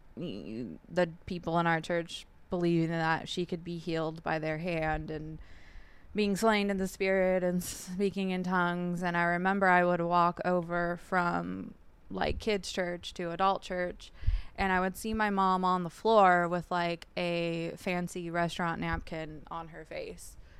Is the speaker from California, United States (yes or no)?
yes; San Jacinto, California, United States; also born or lived in Whittier, California; we moved to San Jacinto, California, which is in the Hemet Valley